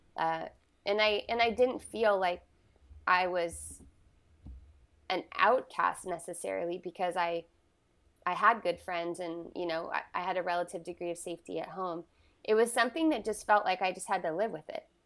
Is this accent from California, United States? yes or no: yes; Southern California, United States; I was born in Northern California, and I was raised in Southern California